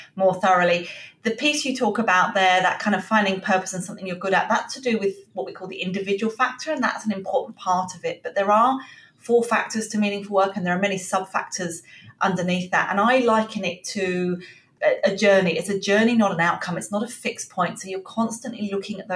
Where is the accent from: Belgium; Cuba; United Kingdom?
United Kingdom; England; moved away as an adult; now in Australia; I'm obviously from England originally. You can probably tell from the accent.